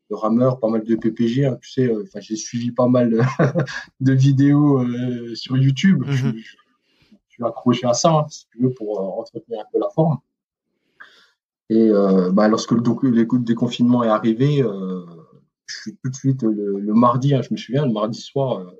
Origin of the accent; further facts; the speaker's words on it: Mulhouse, Grand Est, France; parce que bon, moi, je suis originaire de Mulhouse, hein